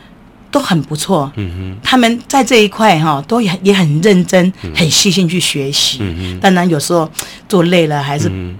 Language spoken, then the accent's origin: Chinese; Taiwan; 我们台湾人